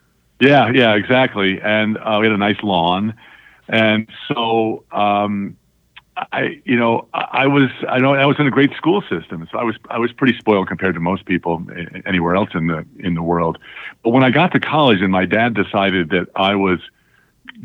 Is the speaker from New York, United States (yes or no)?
yes; Long Island, New York, United States; growing up on Long Island was a great life